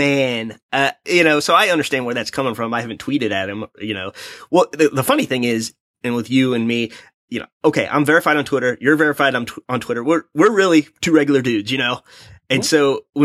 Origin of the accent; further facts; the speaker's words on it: Missouri, United States; I'm from Missouri